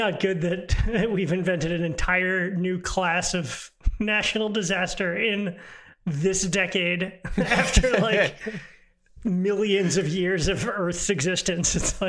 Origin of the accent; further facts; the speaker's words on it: East Coast, United States; moved away as an adult; also born or lived in Los Angeles, United States; I'm from the East Coast, lived in LA for like 5 years.